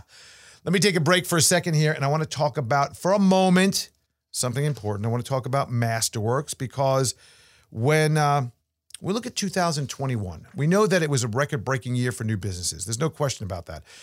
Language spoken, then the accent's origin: English; New York, United States; as a New Yorker